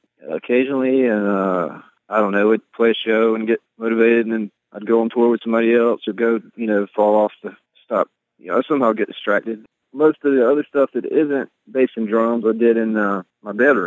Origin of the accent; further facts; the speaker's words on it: Ware Shoals, South Carolina, United States; moved away as an adult; also born or lived in Greenwood, South Carolina; now in Athens, United States; I grew up in South Carolina